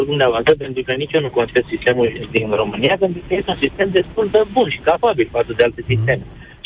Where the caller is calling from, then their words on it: Germany; Chiar acum sunt în Germania, vă sunt din Germania.